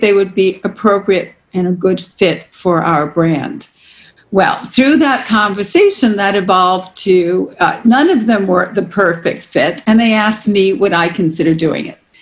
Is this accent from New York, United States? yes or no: yes; New York City, New York, United States; I'm born and raised in New York City